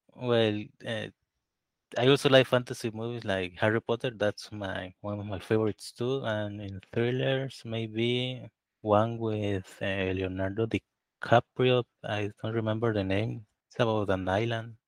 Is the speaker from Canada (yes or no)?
no; Tabasco, Mexico; I am from Mexico. It's, uh, eh, more specifically, uh, I live in Tabasco, in the south of Mexico.